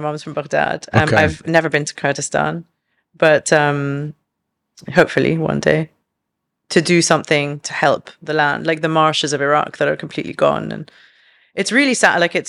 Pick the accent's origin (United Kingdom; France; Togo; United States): United Kingdom; London; now in Dubai, United Arab Emirates; Like, even though she grew up in Canada, I grew up in London, but we had roots elsewhere.